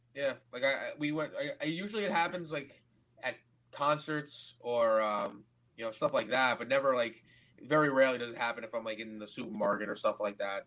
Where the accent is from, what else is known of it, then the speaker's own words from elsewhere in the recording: United States; I'm from America.